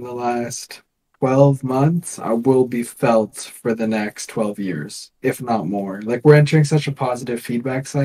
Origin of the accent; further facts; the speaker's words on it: Canada; we're Canadian. We're just the little neighbor up north.